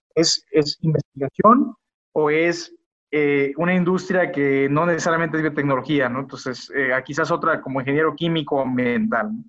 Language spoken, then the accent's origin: Spanish; Culiacán, Sinaloa, Mexico; now in León, Mexico; soy originario de Culiacán, Sinaloa.